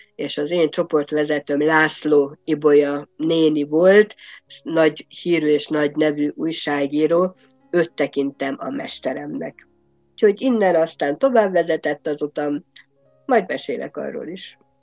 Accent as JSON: {"language": "Hungarian", "town": "Nagymányok", "region": "Tolna", "country": "Hungary", "tie": "born or raised there", "also_born_or_lived": "Kisdorog, Hungary / Szekszárd, Hungary", "moved": "as an adult", "lives_now": "Hesse, Germany", "said": "egy Tolna megyei kisvárosból, nagymányoknak hívják. Aki esetleg arra felé járt, vagy ismerős, az tudja, hogy Pécs és Bonyhát között található ez az aranyos kis város."}